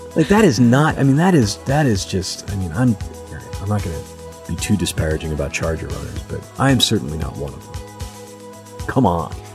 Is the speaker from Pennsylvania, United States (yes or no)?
yes; outside Philadelphia, Pennsylvania, United States; I'm from, like, right outside of Philadelphia.